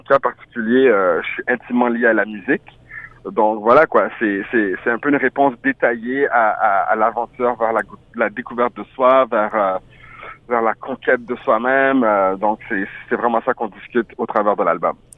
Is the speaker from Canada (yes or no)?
yes; Ottawa, Ontario, Canada; first language French; also born or lived in France / Montreal / Haiti (ancestry); je suis né en France, je suis passé rapidement par Montréal, mais j'ai vraiment grandi à Ottawa, en Ontario